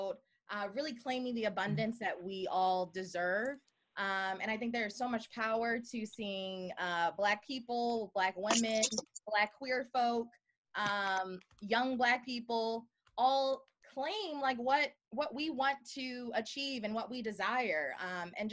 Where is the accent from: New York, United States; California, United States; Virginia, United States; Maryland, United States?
Maryland, United States; Baltimore; I'm from Baltimore